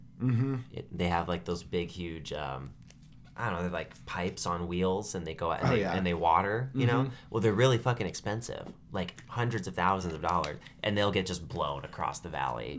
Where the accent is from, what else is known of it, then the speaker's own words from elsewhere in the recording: Tucson, Arizona, United States; I lived in Tucson. I grew up in Tucson.